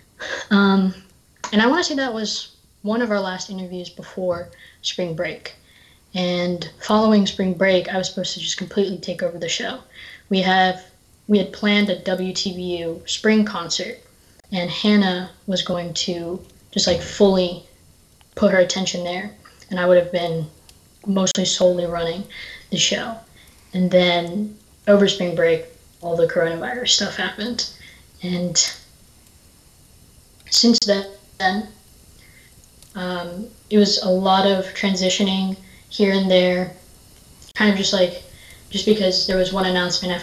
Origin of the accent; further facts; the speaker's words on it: Raleigh, North Carolina, United States; moved away as an adult; now in Boston, United States; I'm from Raleigh, North Carolina